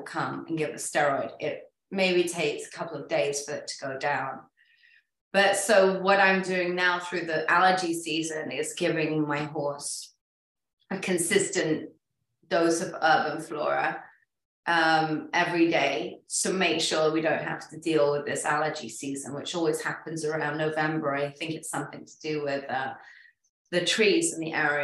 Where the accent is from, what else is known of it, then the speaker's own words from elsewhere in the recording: England, United Kingdom; I'm English